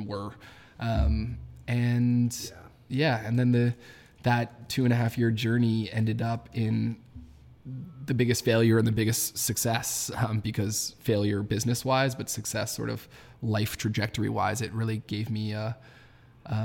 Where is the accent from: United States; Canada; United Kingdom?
Canada; Toronto, Ontario; born and raised in Toronto